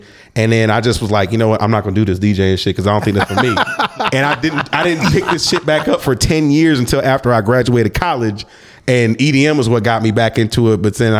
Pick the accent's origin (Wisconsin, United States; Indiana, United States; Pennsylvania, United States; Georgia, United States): Georgia, United States; Cobb County, suburb of Atlanta; also born or lived in San Francisco, California; I grew up in Cobb County, which is a suburb of Atlanta.